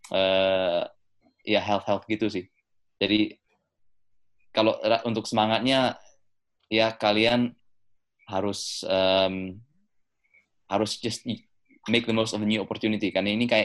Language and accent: Indonesian; England, United Kingdom; now in Indonesia; walaupun gue gede di UK um, sekolah di UK tetap